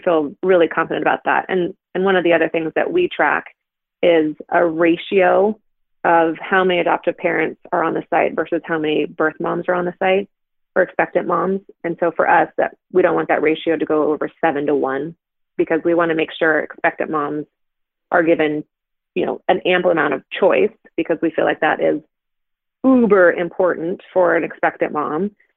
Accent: Pacific Northwest, United States; we are liberal folk from the Pacific Northwest

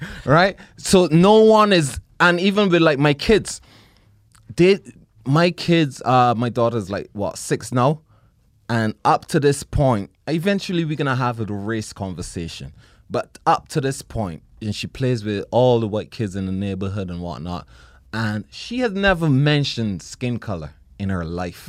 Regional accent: Barbados; moved away; growing up in Barbados

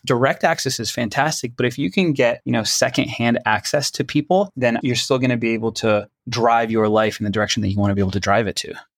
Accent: Toronto, Ontario, Canada; moved away; I'm originally from Toronto, Canada, so my family lived in Toronto

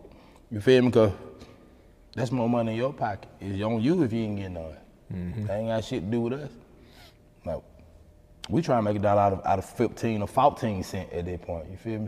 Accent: Atlanta, Georgia, United States; I'm from Kimley Court to be exact, right down the street from here.

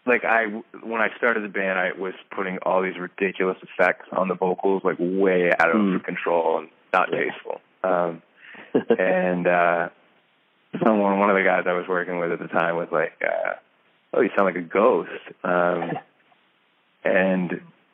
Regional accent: suburbs surrounding Boston, Massachusetts, United States; also born or lived in New York; I grew up in kind of suburbs surrounding Boston

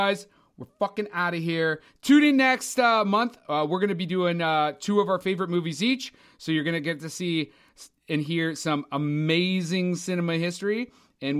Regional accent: Canada; because we're Canadian.

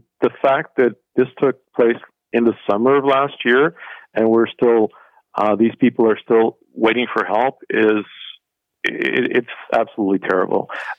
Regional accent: Canada; I'm just a Canadian

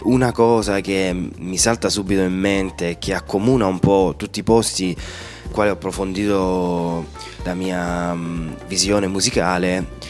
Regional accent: Lecce, Apulia, Italy; per me il Salento e Lecce è casa

